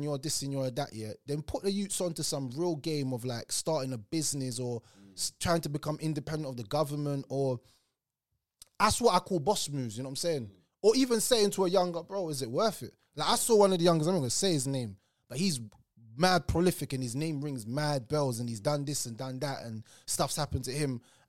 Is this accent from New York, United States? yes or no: no; Tulsa, Oklahoma, United States; Well, I really generally think that growing up in Tulsa, for me, it taught me a lot about life in general.